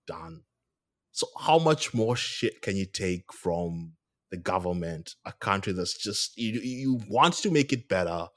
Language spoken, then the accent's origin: English; Kenya; moved away as an adult; now in Australia; I'm from Kenya